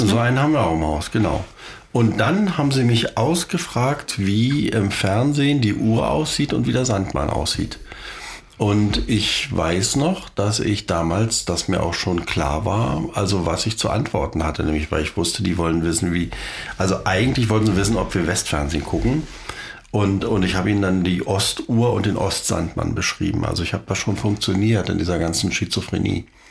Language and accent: German; East Germany, Germany; wir kommen ja aus der DDR